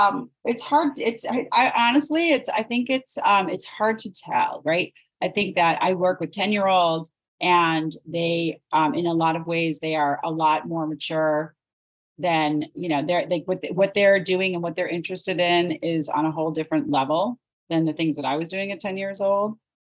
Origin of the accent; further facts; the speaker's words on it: Sudbury, Ontario, Canada; I grew up in Sudbury.